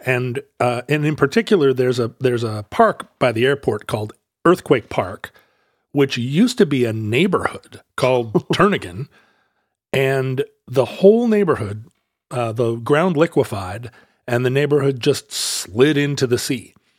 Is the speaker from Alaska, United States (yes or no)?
yes; Alaska, United States; growing up in Alaska